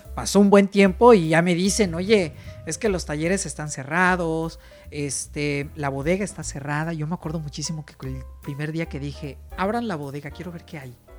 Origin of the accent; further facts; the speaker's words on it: Mexico; como buen mexicano